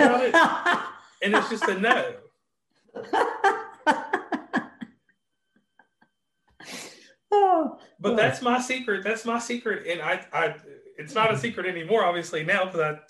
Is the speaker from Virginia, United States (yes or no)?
yes; Virginia, United States; I'm from Virginia, and we eat a lot of vegetables.